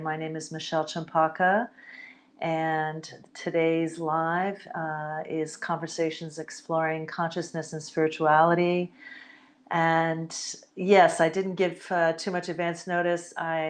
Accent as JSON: {"language": "English", "country": "United States", "tie": "born there", "said": "I myself, I'm Puerto Rican and Spanish, but I was born in the United States of America. So while I am definitely American"}